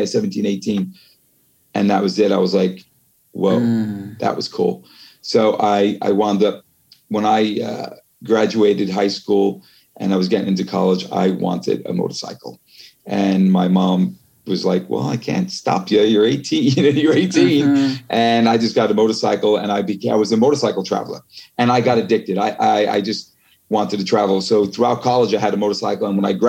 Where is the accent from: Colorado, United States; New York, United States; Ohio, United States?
New York, United States; New York City; moved away as an adult; also born or lived in Ireland / California; now in France; I was a kid from the Bronx.